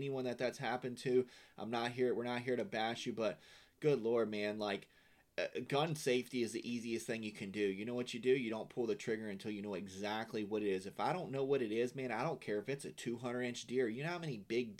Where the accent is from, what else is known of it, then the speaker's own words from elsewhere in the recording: Blue Ridge Mountains, Virginia, United States; moved away as an adult; now in Florida, United States; I'm from Virginia, from the Blue Ridge Mountains and Appalachian Mountains.